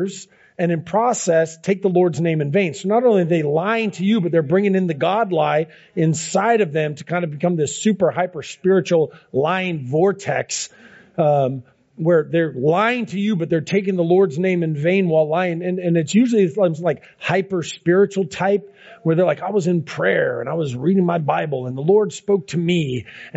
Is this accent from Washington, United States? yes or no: yes; Seattle, Washington, United States; I grew up in Ballard